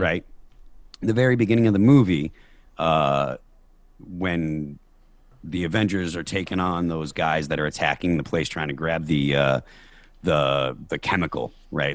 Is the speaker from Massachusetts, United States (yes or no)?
yes; Chicopee, Massachusetts, United States; moved away as an adult; now in New Hampshire, United States; Chicopee, the town that I, I grew up